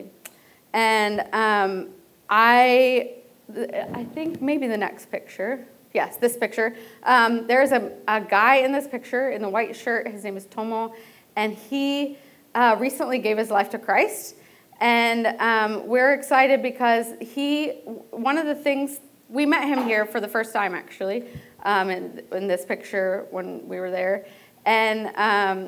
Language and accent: English; Delaware, United States; I grew up in Delaware